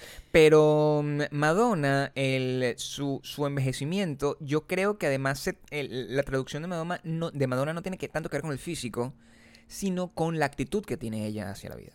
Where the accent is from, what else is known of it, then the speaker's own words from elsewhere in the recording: Venezuela; yo soy venezolano